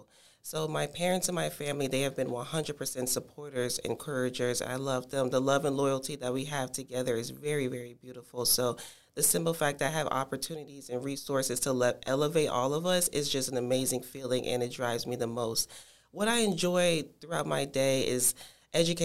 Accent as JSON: {"language": "English", "town": "Tampa", "region": "Florida", "country": "United States", "tie": "born or raised there", "also_born_or_lived": "Miami, Florida / Washington, D.C.", "said": "my hometown is Miami, Florida, but I grew up here in Tampa, Florida"}